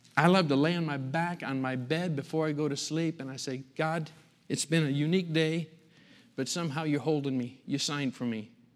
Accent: Michigan, United States; moved away; growing up in Michigan, a little farm community out in the country.

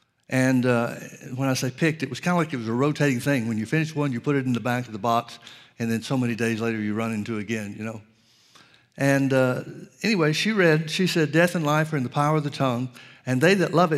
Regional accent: Birmingham, Alabama, United States; I grew up in Birmingham, Alabama, outside of Birmingham, Alabama.

